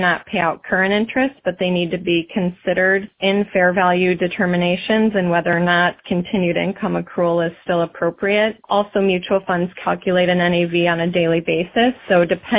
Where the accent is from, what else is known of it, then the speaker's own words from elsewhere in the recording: Michigan, United States; moved away as an adult; now in Columbus, United States; I've lived in Columbus now 21 years, but grew up in Michigan.